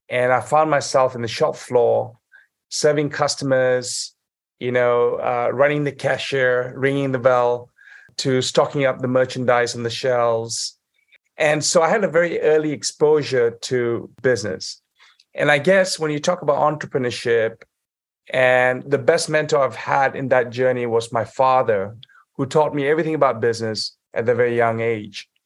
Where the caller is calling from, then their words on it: Saudi Arabia; I'm actually calling in from Saudi Arabia at the moment.